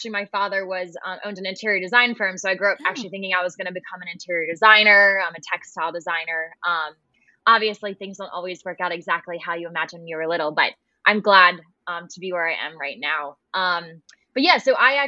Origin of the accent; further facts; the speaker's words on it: Annapolis, Maryland, United States; I am from Annapolis, Maryland